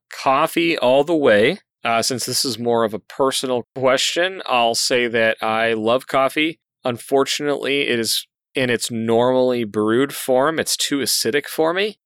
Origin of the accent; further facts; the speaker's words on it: Colorado, United States; I grew up in Colorado